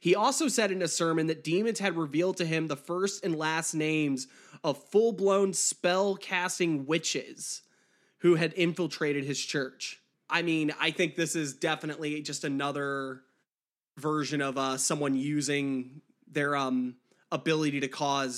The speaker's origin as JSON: {"language": "English", "region": "Deep South", "country": "United States", "tie": "born or raised there", "said": "I grew up in the Deep South, and I was Catholic, and you know, being Catholic in the Deep South is like being an actual pagan anywhere else."}